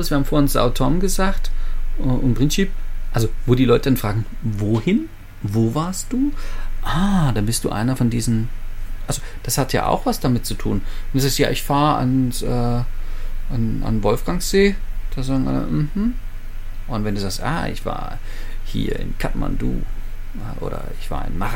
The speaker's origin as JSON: {"language": "German", "town": "Leipzig", "region": "Saxony", "country": "Germany", "tie": "born or raised there", "said": "also meine Heimatstadt Leipzig, 650.000 Einwohner"}